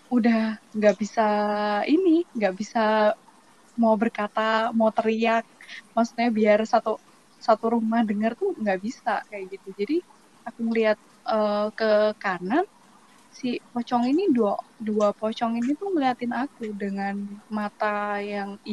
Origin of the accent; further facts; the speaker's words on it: Java, Indonesia; now in Kalimantan, Indonesia; Aku aslinya dari Jawa.